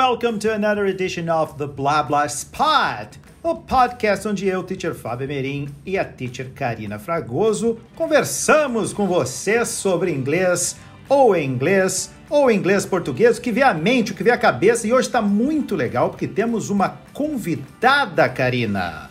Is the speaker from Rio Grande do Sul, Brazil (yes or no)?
yes; Rio Grande do Sul, Brazil; Eu sou gaúcho